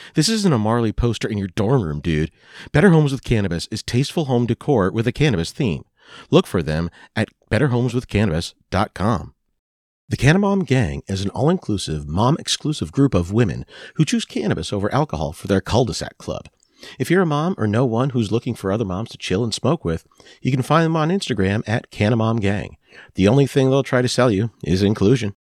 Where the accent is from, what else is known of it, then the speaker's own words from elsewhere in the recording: Lehigh Valley, Pennsylvania, United States; we grew up in the Lehigh Valley area of Pennsylvania. That is, uh, the Allentown area